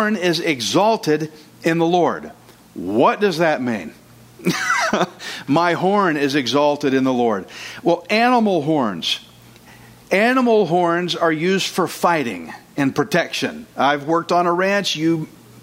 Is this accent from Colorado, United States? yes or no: no; Texas, United States; I'm Texan. I'm redneck